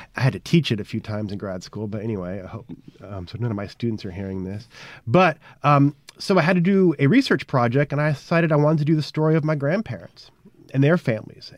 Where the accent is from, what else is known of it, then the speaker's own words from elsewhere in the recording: Houston, Texas, United States; moved away as an adult; also born or lived in Connecticut; now in Mississippi, United States; I am a Texan by birth and grew up in Houston uh, back in the 1970s and 80s